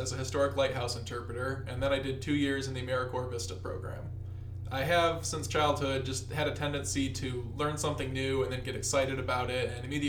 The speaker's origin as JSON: {"language": "English", "town": "East Lansing", "region": "Michigan", "country": "United States", "said": "I'm from East Lansing, Michigan, and I'm currently a graduate student at Michigan State University in the Arts and Cultural Management and Museum Studies program."}